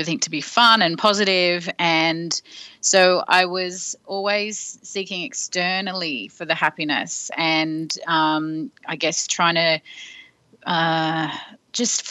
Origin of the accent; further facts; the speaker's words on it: Sydney, New South Wales, Australia; moved away as an adult; also born or lived in London; I grew up in Sydney but moved to London and worked in a record company